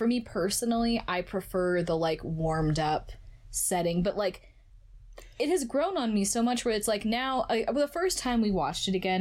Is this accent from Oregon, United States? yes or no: yes; Oregon, United States; I'm from Oregon